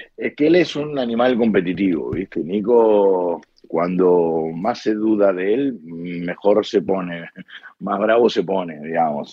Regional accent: Argentina; moved away as an adult; soy argentino

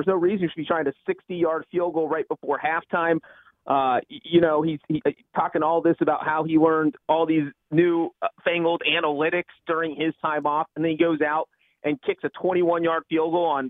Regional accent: Cincinnati, Ohio, United States; also born or lived in California; now in Nashville, United States; I am in Nashville. I was raised in Cincinnati, but I'm actually from California.

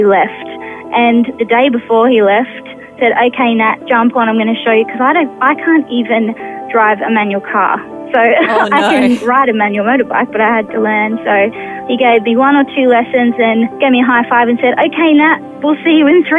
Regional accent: Newcastle, New South Wales, Australia; also born or lived in Sydney, Australia; I was born in Sydney, in Paddington, where my father still lives. And just young parents, my mother was 21, my dad was 26, and grew up as a baby in Randwick in Sydney. When I was younger, we moved to Newcastle in New South Wales, and I went to just an average primary school and went on to a Christian high school, Belmont Christian College

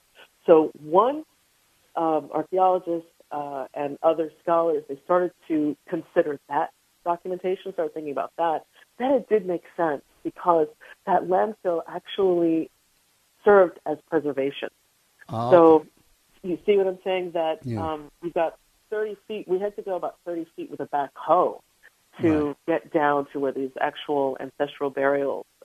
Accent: New York City, New York, United States; as a New Yorker

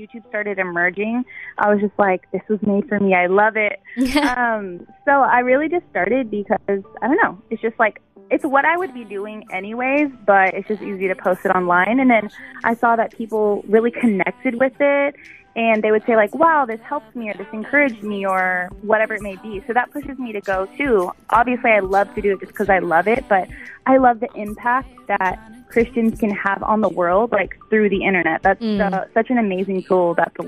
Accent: Texas, United States; I grew up in Texas

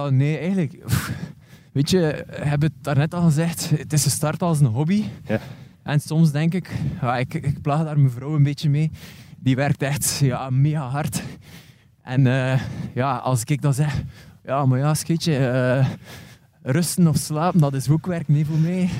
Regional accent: West Flanders, Belgium; ik ben een West-Vlaming

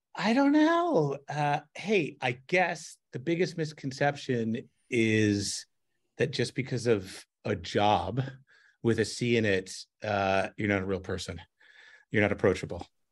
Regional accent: Montreal, Quebec, Canada; moved away as an adult; also born or lived in New York / Seattle; I grew up in Montreal in, in Canada, and I grew up speaking Frenglish

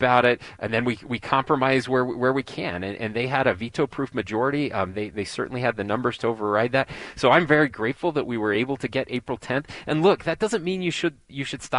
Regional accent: Sanpete County, Utah, United States; also born or lived in Salt Lake City, Utah; I was born and raised in Sanpete County, just over the mountain from you guys.

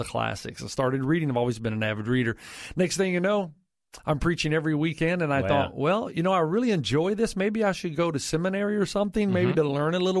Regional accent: Tennessee, United States; moved away as an adult; also born or lived in Zimbabwe; now in California, United States; growing up in Tennessee

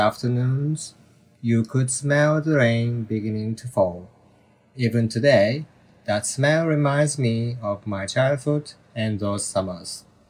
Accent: Japan; In Japan, our summer vacation is the longest break from school

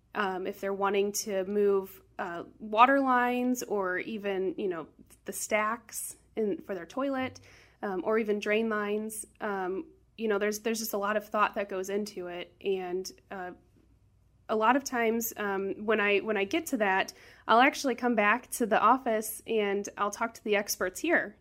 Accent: St. Louis, Missouri, United States; I grew up in South City, born and raised.

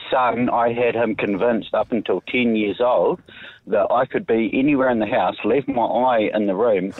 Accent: Christchurch, Canterbury, New Zealand; I am from Christchurch.

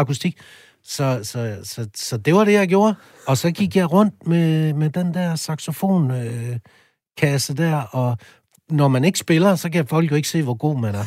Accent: a small town outside Aalborg, North Denmark Region, Denmark; der hvor jeg kommer fra, det er jo en lille by lidt uden for Aalborg, så flyttede jeg til Aalborg senere

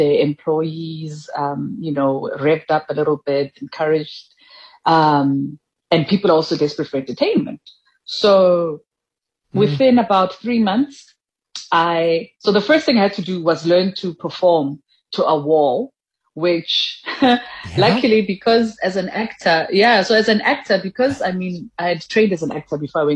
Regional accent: South Africa; also born or lived in Mahikeng, North West / Thaba Nchu, Free State; So I grew up between Mafikeng and Tabantu, which were part of the Botswana homeland. That's where I grew up until it became Northwest and Free State.

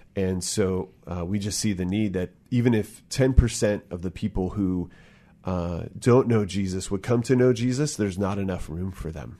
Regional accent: Bremerton, Washington, United States; born or raised there

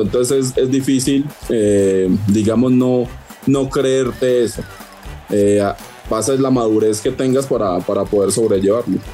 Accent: Colombia; yo soy de Colombia

